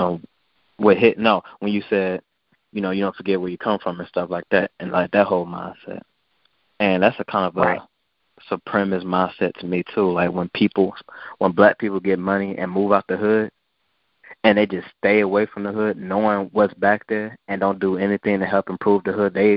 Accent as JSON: {"language": "English", "region": "Georgia", "country": "United States", "said": "I'm from Georgia"}